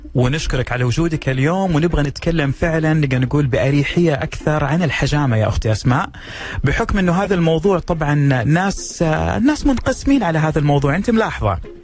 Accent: Saudi Arabia; عندنا في السعوديه

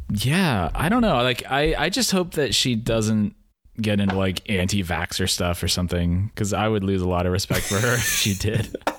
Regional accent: Pacific Northwest, United States; born or raised there

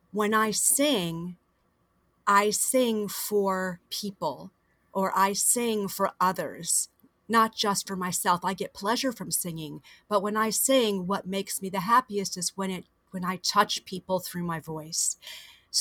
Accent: Fort Myers, Florida, United States; also born or lived in Miami, Florida; I was born in Miami, and I grew up about 2.5 hours south of here in Fort Myers

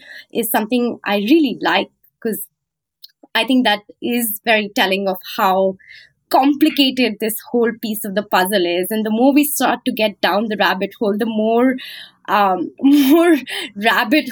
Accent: North India, India; moved away as an adult; now in United States; I come from North India, you know, patriarchal, very, very patriarchal village

